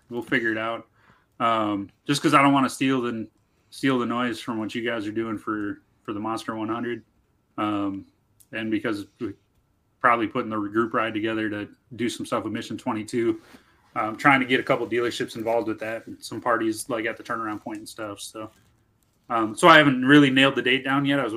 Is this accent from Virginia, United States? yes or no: no; Franksville, Wisconsin, United States; also born or lived in Ashland, Wisconsin; I grew up just outside Racine in southeast Wisconsin, man, a little town called Franksville. And then uh, I lived up in Ashland for a few years as well.